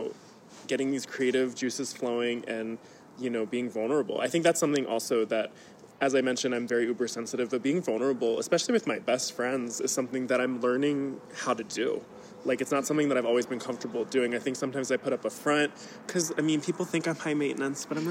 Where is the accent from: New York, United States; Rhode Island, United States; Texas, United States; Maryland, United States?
Maryland, United States; Baltimore; now in Las Vegas, United States; I'm from Baltimore